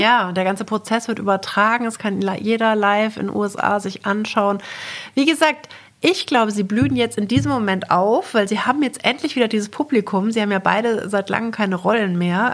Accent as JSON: {"language": "German", "country": "Germany", "said": "bei uns in Deutschland"}